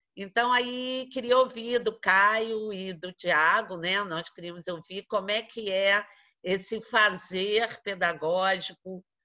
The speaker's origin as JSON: {"language": "Portuguese", "region": "Rio de Janeiro", "country": "Brazil", "said": "nós que somos da cidade do Rio de Janeiro"}